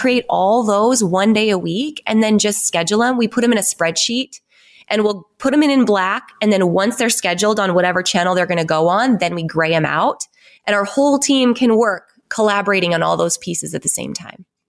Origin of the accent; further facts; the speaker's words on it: North Dakota, United States; I grew up on a ranch in North Dakota, like no stoplights, no fast food restaurants, sixteen hundred people, super small town.